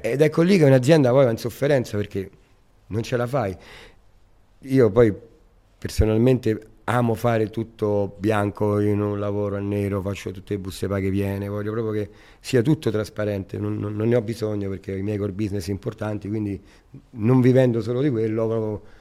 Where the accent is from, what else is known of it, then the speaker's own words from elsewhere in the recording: Rome, Lazio, Italy; now in Riccione, Italy; io sono nato a Roma e sono cresciuto al, co- Parco del Colleoppio. Il Parco del Colleoppio è davanti al Colosseo